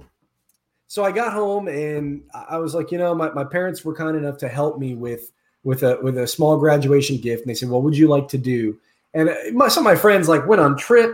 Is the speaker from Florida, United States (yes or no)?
yes; Orlando, Florida, United States; I was born and raised here in Orlando, Florida